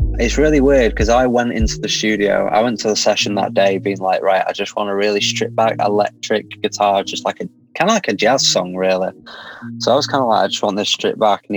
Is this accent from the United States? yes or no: no; Manchester, North West England, United Kingdom; growing up in Manchester